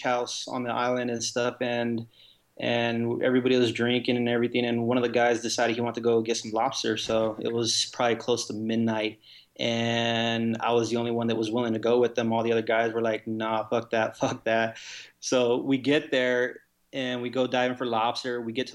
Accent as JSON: {"language": "English", "town": "Las Vegas", "region": "Nevada", "country": "United States", "tie": "born or raised there", "said": "I was born and raised here in Vegas"}